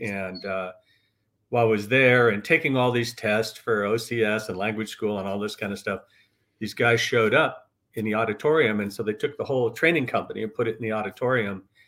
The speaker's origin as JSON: {"language": "English", "region": "Northern California", "country": "United States", "tie": "born or raised there", "said": "I was born in Northern California"}